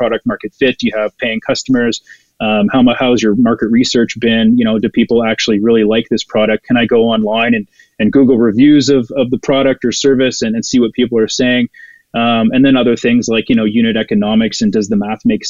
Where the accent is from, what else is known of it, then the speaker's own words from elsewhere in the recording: Ottawa, Ontario, Canada; now in Alberta, Canada; Ottawa. It's my hometown